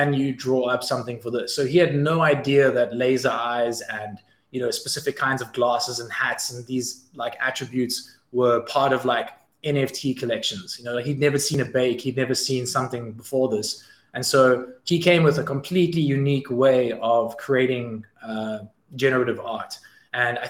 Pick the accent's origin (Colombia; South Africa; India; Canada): South Africa; as a South African team